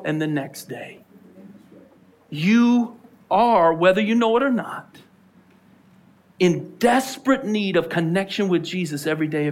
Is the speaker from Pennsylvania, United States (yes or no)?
yes; Philadelphia, Pennsylvania, United States; We're from Philly